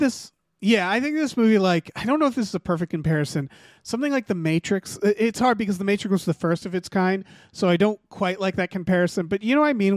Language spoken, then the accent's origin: English; Northampton, Massachusetts, United States; I grew up in Northampton, Massachusetts